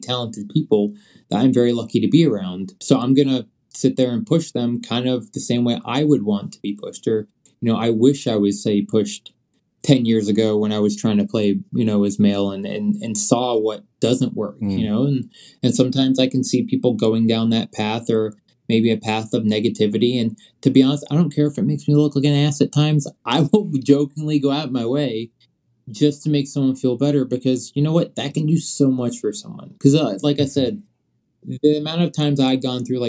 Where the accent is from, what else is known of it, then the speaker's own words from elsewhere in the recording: Virginia, United States; also born or lived in Scotland; where I grew up at in Virginia